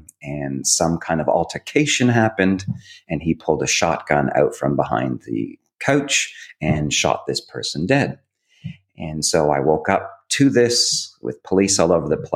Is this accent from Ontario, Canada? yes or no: yes; Hamilton, Ontario, Canada; moved away as an adult; now in Australia; growing up in Canada, I grew up in a town called Hamilton